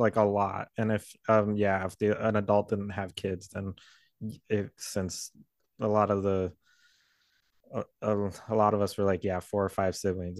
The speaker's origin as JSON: {"language": "English", "region": "Southern California", "country": "United States", "tie": "born or raised there", "said": "We grew up in California"}